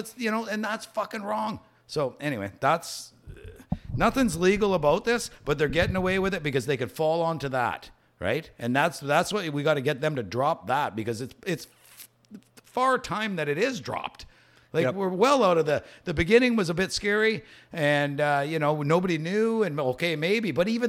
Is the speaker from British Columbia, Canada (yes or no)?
no; Saskatchewan, Canada; Yeah, I'm from Saskatchewan. Yeah, I used to work throwing hay bales all day long for 20 years of my life.